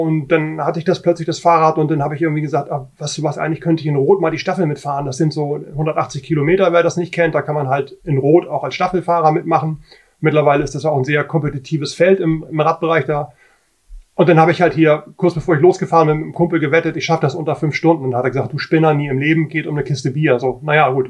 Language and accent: German; Hamburg, Germany; ich bin aus Hamburg